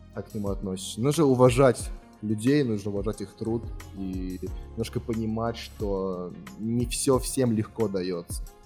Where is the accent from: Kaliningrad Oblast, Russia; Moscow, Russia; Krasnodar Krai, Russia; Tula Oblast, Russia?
Moscow, Russia; я из России